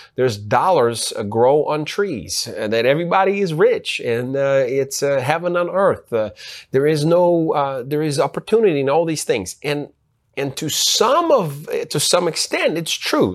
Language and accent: English; Ukraine; moved away; also born or lived in United States; I was born in Ukraine, and so I grew up in Uk-, in Ukraine. Part of my youth, I grew up in Ukraine.